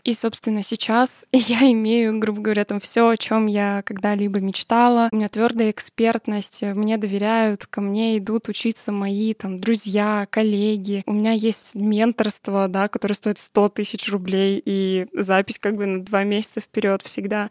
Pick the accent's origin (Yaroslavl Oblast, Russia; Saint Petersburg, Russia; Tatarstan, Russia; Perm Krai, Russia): Perm Krai, Russia; a small settlement near Perm; я родилась и выросла в маленьком посёлке под Пермью, да, я сама из Пермского края